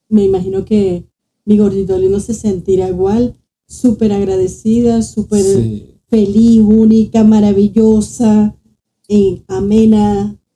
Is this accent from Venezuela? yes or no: yes; Zulia, Venezuela; Somos maracuchas, porque me considero.